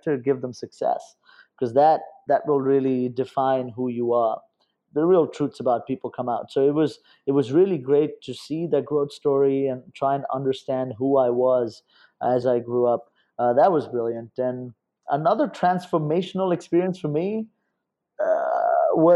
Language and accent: English; India; moved away as an adult; also born or lived in Los Angeles; I was growing up in India